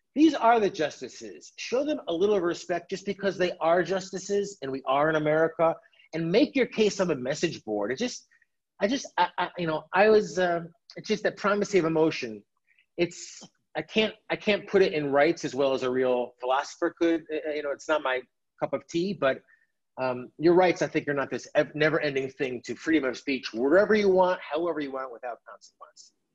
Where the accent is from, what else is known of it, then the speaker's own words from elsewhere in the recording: United States; as an American